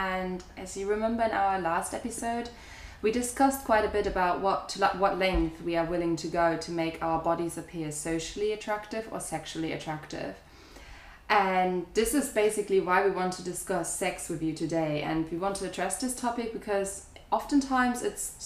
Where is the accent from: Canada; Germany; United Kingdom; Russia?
Germany; growing up in Germany